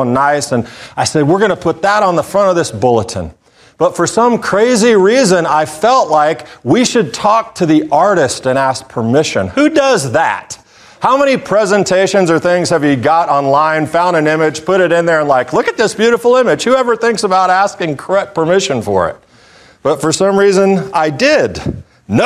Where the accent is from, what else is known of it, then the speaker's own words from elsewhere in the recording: Little Rock, Arkansas, United States; now in Macon, United States; I grew up in Little Rock, Arkansas, not very far from Conway.